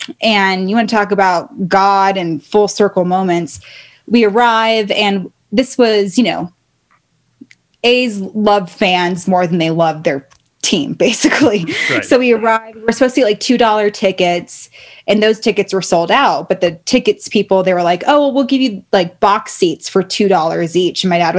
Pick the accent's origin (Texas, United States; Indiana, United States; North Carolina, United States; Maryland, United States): Maryland, United States; Baltimore; born there; also born or lived in California / Reno; my little brother, I was born in Baltimore. We moved to California for a little bit, back to Reno or to Reno.